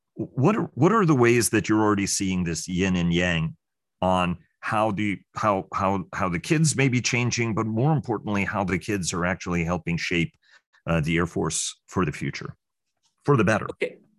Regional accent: New York City, New York, United States; growing up in New York City

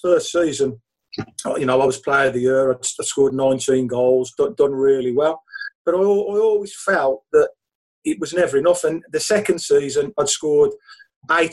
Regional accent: Birmingham, West Midlands, United Kingdom; being brought up in Birmingham, being a Blues fan

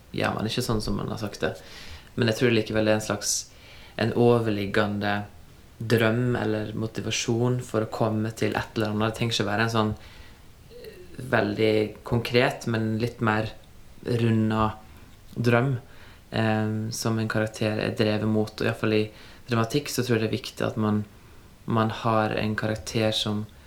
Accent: Førde, Vestland, Norway; moved away; det har gått bra med meg som kom fra Førde

